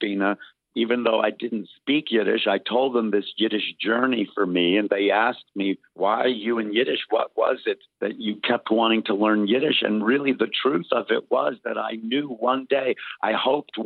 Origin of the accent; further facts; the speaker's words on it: Lubbock, Texas, United States; I grew up in Lubbock, Texas